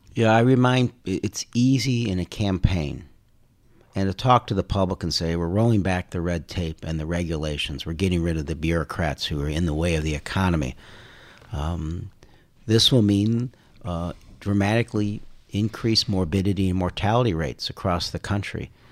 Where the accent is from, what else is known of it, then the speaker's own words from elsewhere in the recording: Carol Stream, Illinois, United States; also born or lived in Indiana / Chicago; Indiana, and then we moved to Chicago when I was in second grade. So I grew up in Carroll Stream